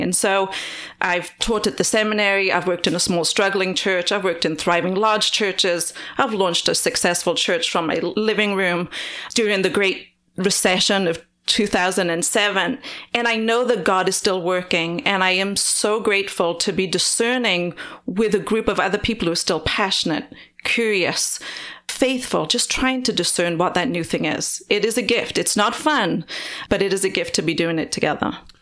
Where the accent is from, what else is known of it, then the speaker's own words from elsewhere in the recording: Wales, United Kingdom; moved away as an adult; now in United States; I grew up in Wales in the U K